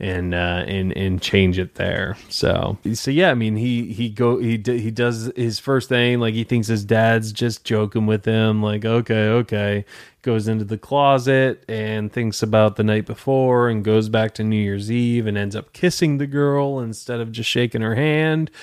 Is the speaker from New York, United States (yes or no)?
no; Detroit, Michigan, United States; now in Tampa, United States; I'm in Tampa, Florida, originally from Detroit, Michigan